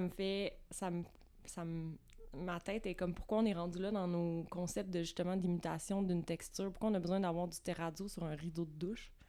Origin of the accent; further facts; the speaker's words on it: Vaudreuil-Dorion, Quebec, Canada; now in Montreal, Canada; Je viens dans le coin de Vaudreuil-Dorion